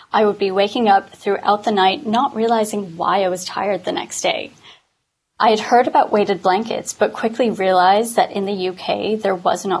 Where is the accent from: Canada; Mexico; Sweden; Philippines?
Canada; now in London, United Kingdom; I am a Canadian living in London